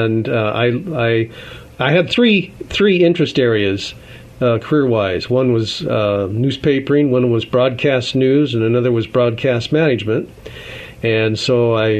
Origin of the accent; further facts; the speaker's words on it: Seattle, Washington, United States; I grew up in Seattle